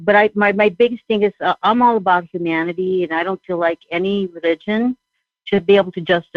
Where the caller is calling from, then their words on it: Southern California, United States; I'm calling from Southern California.